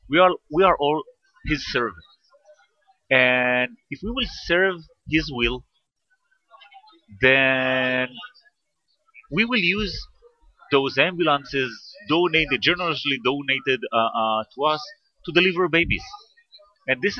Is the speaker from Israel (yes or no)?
yes; near Nazareth, Northern District, Israel; Actually, I grew up near Nazareth and I live like 15 minutes from uh, Nazareth.